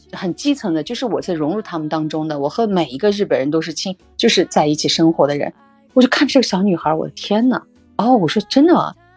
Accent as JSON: {"language": "Chinese", "country": "China", "said": "作为中国人"}